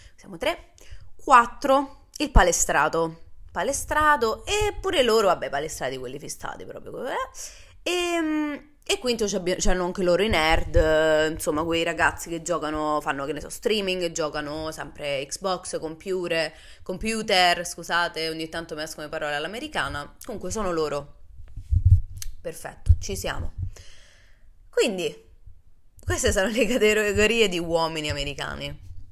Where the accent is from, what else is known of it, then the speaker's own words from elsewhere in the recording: Rome, Lazio, Italy; moved away as an adult; also born or lived in United States; io sono nata e cresciuta a Roma